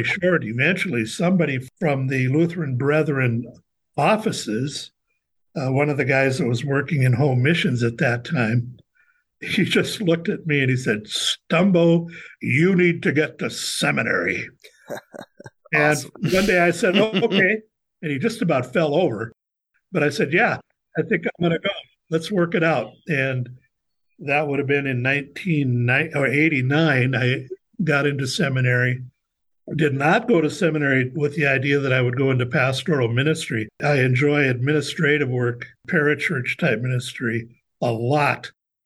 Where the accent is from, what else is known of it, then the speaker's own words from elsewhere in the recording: Fergus Falls, Minnesota, United States; also born or lived in Los Angeles; I grew up in Fergus Falls